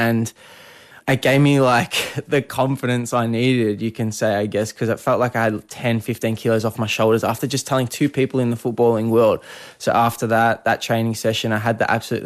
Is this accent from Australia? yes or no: yes; Melbourne, Victoria, Australia; moved away as an adult; now in Adelaide, Australia; I'm from Melbourne, grew up in Melbourne all my life, and this is the first time I was leaving home